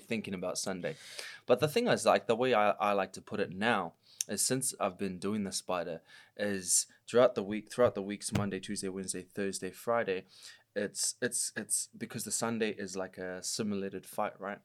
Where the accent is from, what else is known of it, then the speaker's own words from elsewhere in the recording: Auckland, New Zealand; I grew up in South Auckland